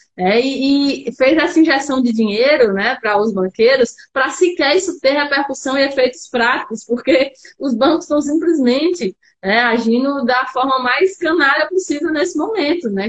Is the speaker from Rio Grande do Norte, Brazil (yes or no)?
yes; Natal, Rio Grande do Norte, Brazil; Eu sou aqui de Natal mesmo, tenho família cearense, quase toda a família cearense, mas sou de Natal